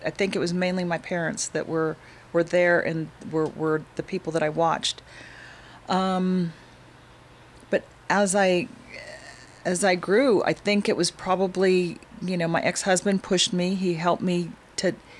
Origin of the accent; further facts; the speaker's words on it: Albuquerque, New Mexico, United States; I was born in Albuquerque, New Mexico